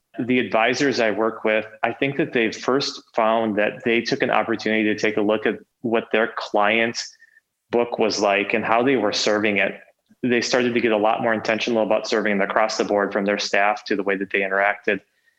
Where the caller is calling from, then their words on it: Minneapolis, Minnesota, United States; I am calling in from sunny Minneapolis today.